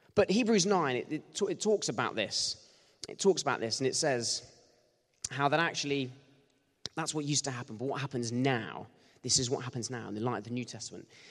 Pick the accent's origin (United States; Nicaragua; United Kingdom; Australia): United Kingdom; Bournemouth, South West England; I grew up in Bournemouth